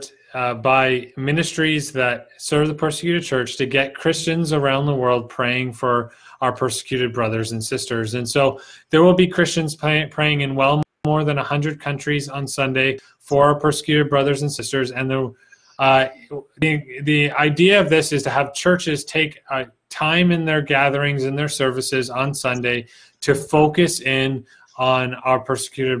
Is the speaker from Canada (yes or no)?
yes; Canada; I'm from Canada.